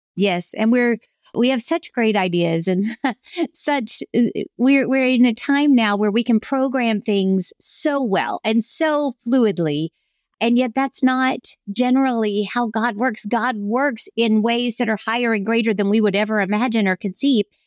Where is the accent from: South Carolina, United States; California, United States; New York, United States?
South Carolina, United States; born or raised there